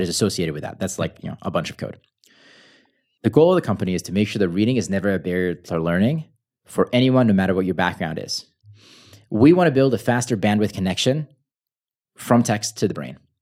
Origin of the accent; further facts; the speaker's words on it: United States; English is a second language; I'm American, so I use pounds instead of kilograms